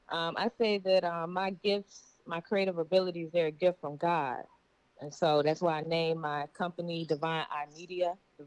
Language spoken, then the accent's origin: English; Greensboro, North Carolina, United States; moved away as an adult; now in Atlanta, United States; I am from Greensboro, North Carolina. It's about 5.5 hours from Atlanta. Born and raised in Greensboro, 336. Love my hometown. So, yeah, that's where I grew up at.